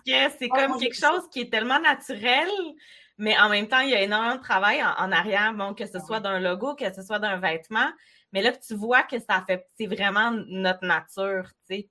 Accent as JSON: {"language": "French", "town": "Baie-Comeau", "region": "Quebec", "country": "Canada", "tie": "born or raised there", "said": "moi, je suis native de Bécomo"}